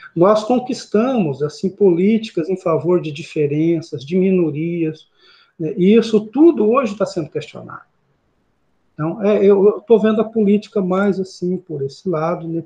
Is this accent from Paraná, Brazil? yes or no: yes; Paraná, Brazil; moved away as an adult; now in Gurupi, Brazil; estou aqui em Gurupi há 14 anos, né, sou paranaense